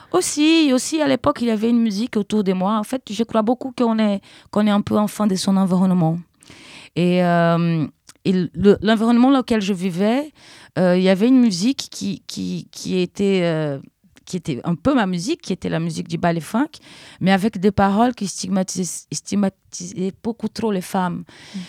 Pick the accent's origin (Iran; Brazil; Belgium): Brazil; French is a second language; moved away as an adult; now in Paris, France; je suis brésilienne